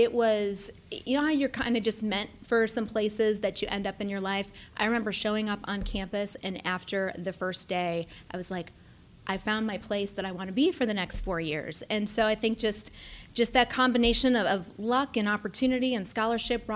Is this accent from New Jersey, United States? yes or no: no; Cleveland, Ohio, United States; now in Columbus, United States; I'm originally from Cleveland, and I'm a lifelong Ohioan, originally from Cleveland